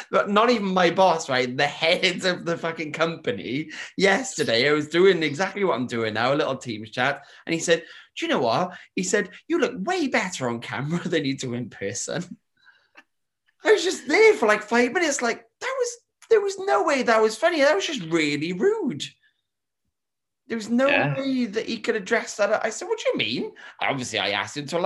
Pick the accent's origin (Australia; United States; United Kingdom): United Kingdom; we're from Britain